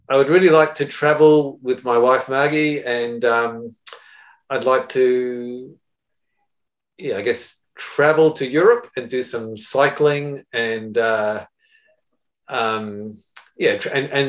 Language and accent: English; Japan; I was brought up in Japan with my parents, my father in engineering, and my mother was a doctor, and they were missionaries in Japan.